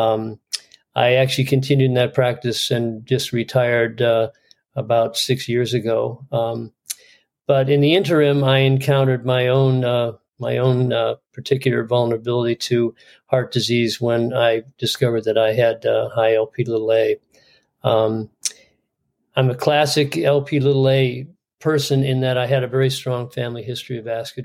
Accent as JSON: {"language": "English", "area": "outside Chicago", "region": "Illinois", "country": "United States", "tie": "born or raised there", "also_born_or_lived": "East Coast, United States", "moved": "as an adult", "lives_now": "San Diego, United States", "said": "I grew up outside Chicago, and then, as I said, 8 years on the East Coast, and then came here"}